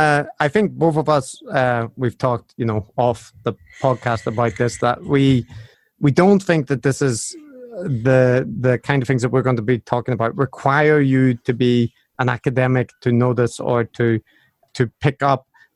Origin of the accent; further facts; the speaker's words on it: Northern Ireland, United Kingdom; accent: Belfast; now in Japan; I might have mentioned that I'm also from Northern Ireland, and I have lived outside for a while and now living in Japan, so my accent's a little bit strange, but it's mostly Belfast influenced in Northern Ireland.